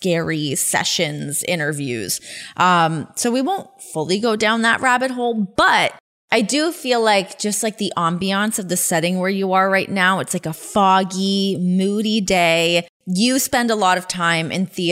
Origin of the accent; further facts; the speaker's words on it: Ajax, Ontario, Canada; I grew up in Ajax, so about like 45 minutes west of there